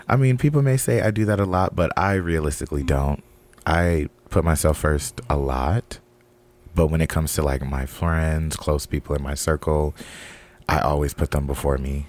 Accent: West Coast, United States; I'm from the West Coast

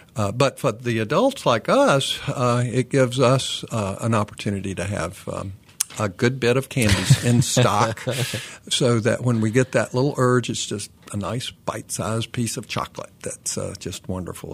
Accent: Kannapolis, North Carolina, United States; now in Raleigh, United States; My hometown is Kannapolis, North Carolina

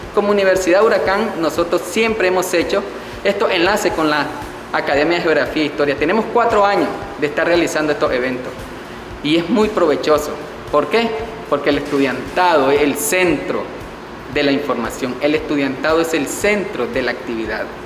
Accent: Caribbean Coast of Nicaragua, Nicaragua; nosotros somos como costeños

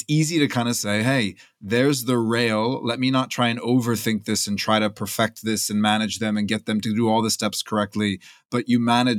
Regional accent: United States; I'm American, so I grew up in these

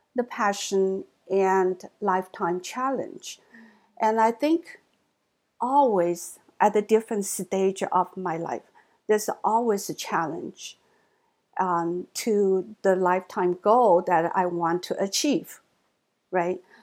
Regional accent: China; English is a second language; moved away as an adult; also born or lived in Hangzhou, Zhejiang / Michigan / Texas; now in United States; American Chinese, mainland born Chinese

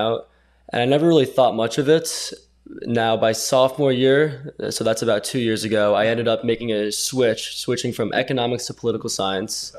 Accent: Westchester, New York, United States; I'm from Westchester, New York

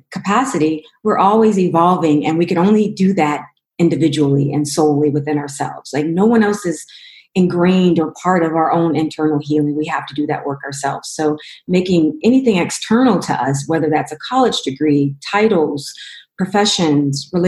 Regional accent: Los Angeles, California, United States; also born or lived in Cleveland, Ohio / Denver, Colorado; I'm originally from Cleveland, Ohio, where I lived till I was six years old, but I grew up predominantly in Los Angeles and Denver

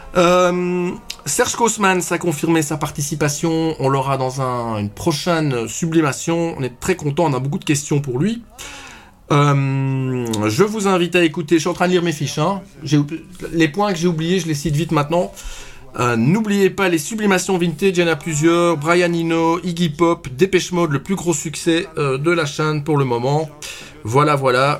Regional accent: Belgium; accent: Belgian; mon accent belge

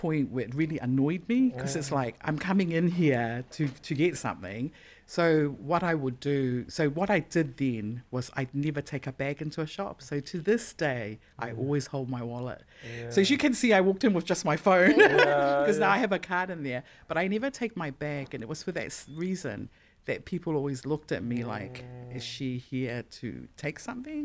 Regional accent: Auckland, New Zealand; being a Pasifika and growing up in Auckland

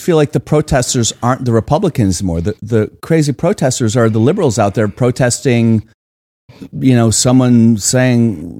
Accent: Virginia, United States; I'm from Virginia.

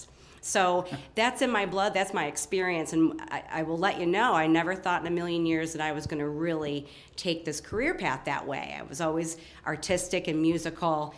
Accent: Batavia, New York, United States; I am born and raised in Batavia, New York. So I'm a native Western New Yorker and very proud of it

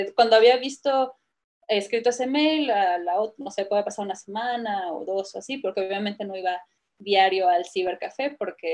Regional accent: San Cristóbal de las Casas, Chiapas, Mexico; also born or lived in Querétaro / India / London / Canada; now in Guadalajara, Mexico; me, crié en San Cristóbal de las Casas, realmente. Nací en Querétaro y me, mudé desde muy jovencita para allá con mi familia

